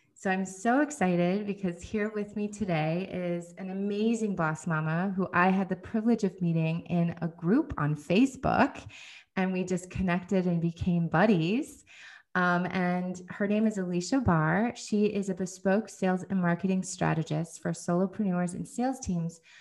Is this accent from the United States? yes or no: yes; United States; my husband is Finnish and I'm American